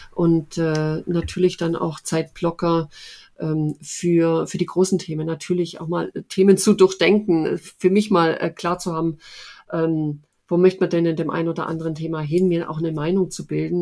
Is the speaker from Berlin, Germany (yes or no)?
no; Upper Swabia, Baden-Württemberg, Germany; mein anderer Lieblingsort ist Oberschwaben. Äh, das ist meine Heimat, wie man sicherlich hört